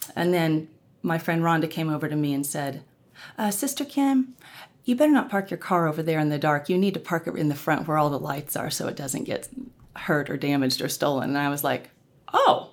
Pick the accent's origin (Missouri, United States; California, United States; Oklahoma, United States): Oklahoma, United States; Norman; I grew up in Norman, Oklahoma